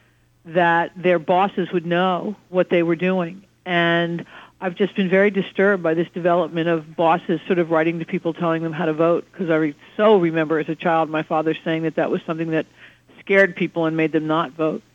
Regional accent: Trenton, New Jersey, United States; now in New York, United States; I grew up in Trenton, New Jersey

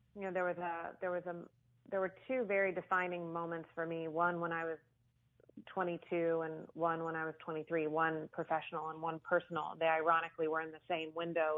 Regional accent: Austin, Texas, United States; I was born and raised in Austin

